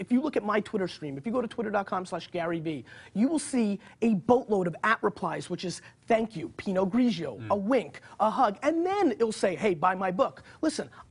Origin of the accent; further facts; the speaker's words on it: Belarus; moved away; I was born in Belarus, so I'm an immigrant.